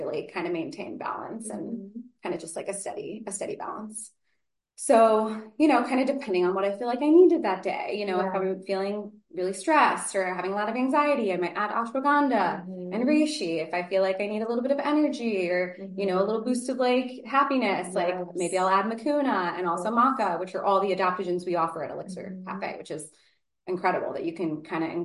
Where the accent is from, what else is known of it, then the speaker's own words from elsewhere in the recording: Beacon, New York, United States; I am from Beacon originally.